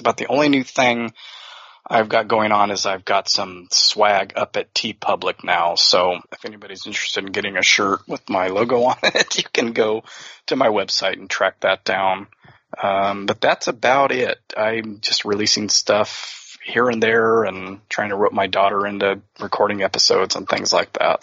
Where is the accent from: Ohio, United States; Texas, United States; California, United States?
California, United States; Fresno; born or raised there